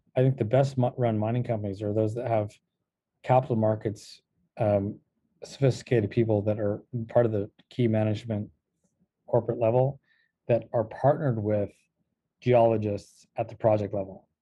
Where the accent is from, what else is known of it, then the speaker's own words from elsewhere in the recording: California, United States; moved away; also born or lived in Los Angeles / Virginia; I'm actually also Yankee. I hail from California